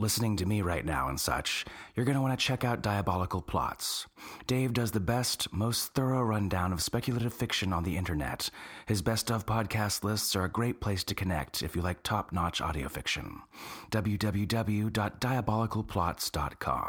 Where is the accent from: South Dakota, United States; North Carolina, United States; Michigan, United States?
North Carolina, United States; I'm from North Carolina, too